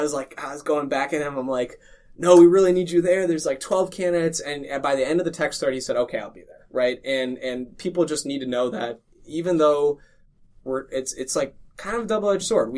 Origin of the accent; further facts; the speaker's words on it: Lodi, Wisconsin, United States; my hometown of Lodi